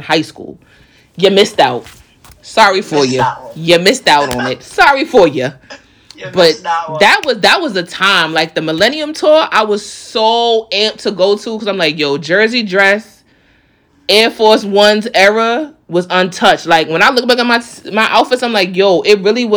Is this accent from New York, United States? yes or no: yes; New York, United States; I'm from New York